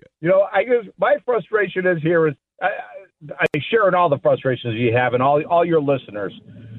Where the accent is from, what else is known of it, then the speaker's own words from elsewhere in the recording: Addison, Illinois, United States; also born or lived in Bloomingdale, Illinois; I live at Bloomingdale, was born and raised in Addison.